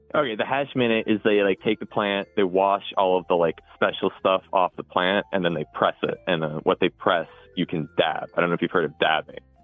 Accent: Cohasset, Massachusetts, United States; i was born and raised in Cohasset

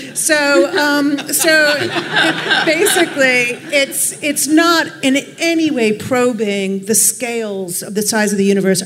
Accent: Chicago, Illinois, United States; now in New York City, United States; I'm from Chicago

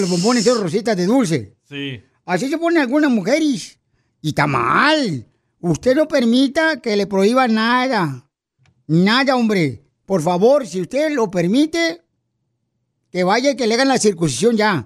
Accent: Ocotlán, Jalisco, Mexico; moved away; also born or lived in Guadalajara; soy de Guadalajara, Jalisco, de Cotlán, mi tierra natal, Ocotlán

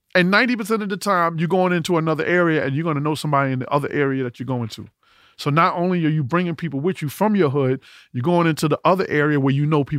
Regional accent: New York City, New York, United States

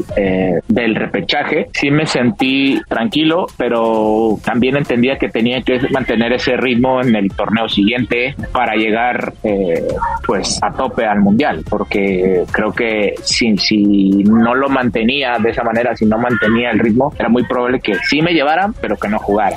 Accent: Mexico; como mexicano

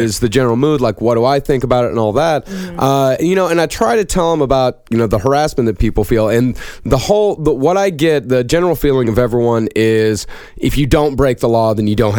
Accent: Texas, United States; now in New York City, United States; And I'm from Texas myself

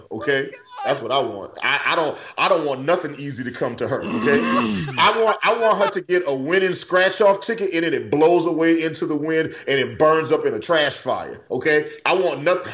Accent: the South, United States; I grew up in the South. I'm used to racism.

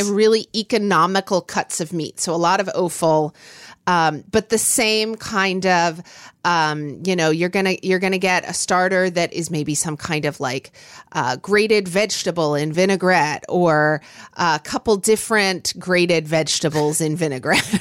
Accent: Oklahoma, United States; growing up in Oklahoma

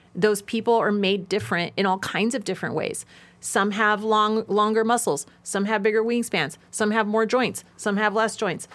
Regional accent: Nevada, United States; my home state of Nevada

